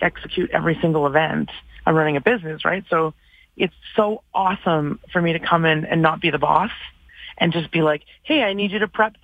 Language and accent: English; Vancouver, British Columbia, Canada; moved away as an adult; now in Calgary, Canada; I've been in Calgary 16 of them, which is amazing. I'm from Vancouver originally